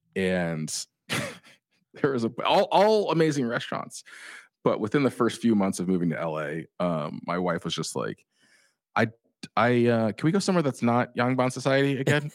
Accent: Orange County, California, United States; I grew up in Orange County

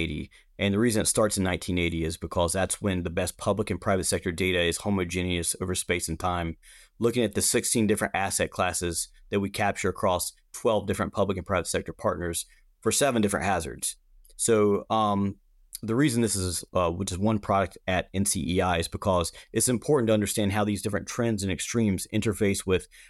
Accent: Hickory, North Carolina, United States; I grew up in the Hickory, North Carolina area

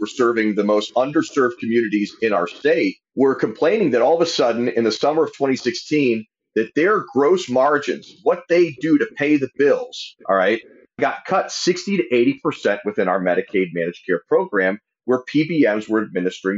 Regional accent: Ohio, United States; in my home state of Ohio

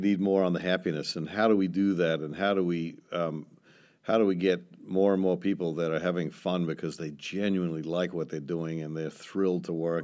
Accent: New Zealand; moved away; I'm from New Zealand

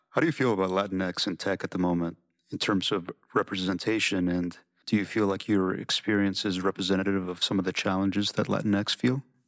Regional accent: Oakland, California, United States; also born or lived in Mexico; I grew up partly in Oakland and partly in Mexico

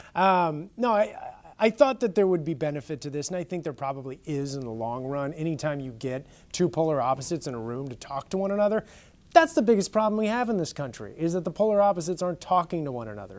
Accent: California, United States; moved away; I'm native Californian and just came from there

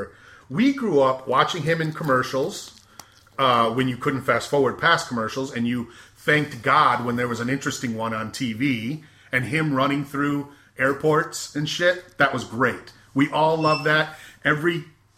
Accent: Michigan, United States; growing up in Michigan

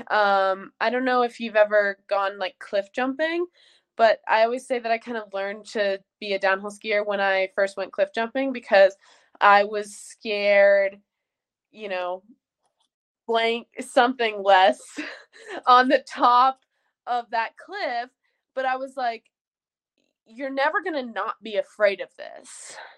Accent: Jackson, Wyoming, United States; I'm from Jackson Hole. It's an amazing place

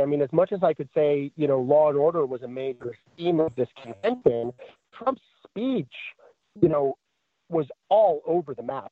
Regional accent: New York, United States; I grew up in New York in the Giuliani years

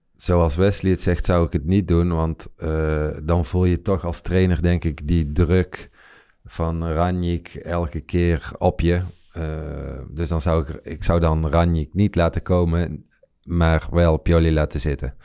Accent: Netherlands; wij, zeg maar, als Nederlanders

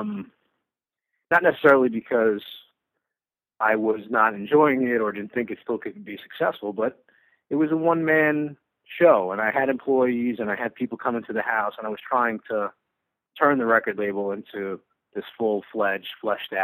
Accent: New York, United States; growing up in New York

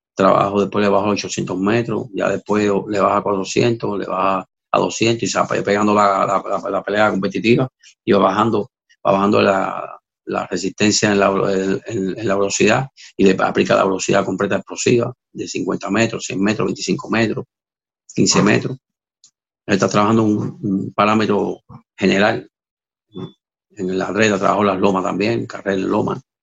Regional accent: Havana, Cuba; also born or lived in Mexico; now in Miami, United States; Yo me fui de, mi isla de Cuba, en La Habana. Yo era de, San Miguel del Padrón

